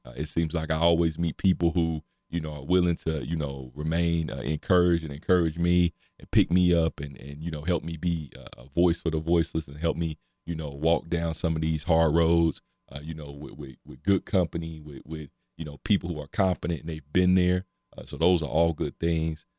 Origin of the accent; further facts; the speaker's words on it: North Carolina, United States; moved away as an adult; also born or lived in Cincinnati / Dayton; now in Ohio, United States; I'm originally from North Carolina. Uh, I've been up here almost 10 years, came up here for school